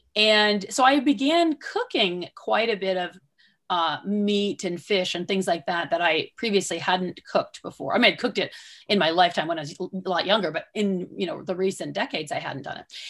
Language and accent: English; Southwestern Michigan, United States; I grew up in Southwestern Michigan